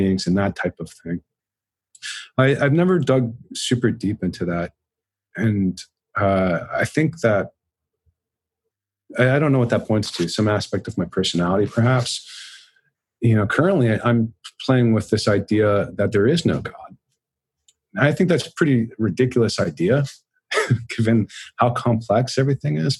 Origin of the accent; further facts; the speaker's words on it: Dallas, Texas, United States; I grew up in Dallas, and that Dallas and Richardson is very culturally Christian